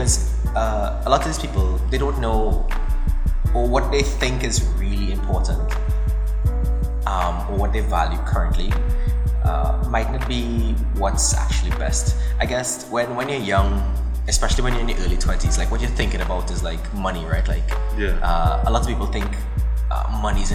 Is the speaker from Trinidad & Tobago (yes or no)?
yes; Trinidad & Tobago; growing up in Trinidad and Tobago